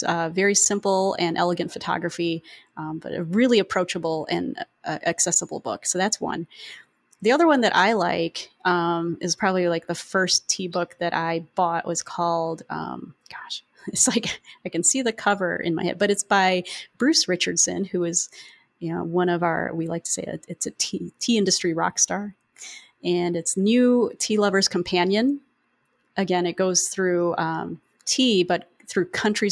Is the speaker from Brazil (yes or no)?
no; Philippines; I am Filipino